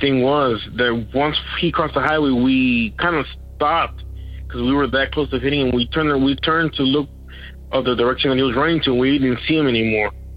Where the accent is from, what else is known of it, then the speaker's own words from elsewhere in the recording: Eagle Pass, Texas, United States; I'm from the Eagle Pass area, Eagle Pass, Texas